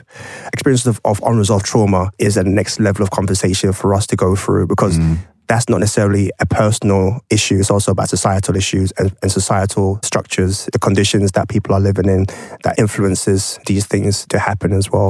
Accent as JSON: {"language": "English", "country": "Ghana", "said": "you know straight away I'm Ghanaian."}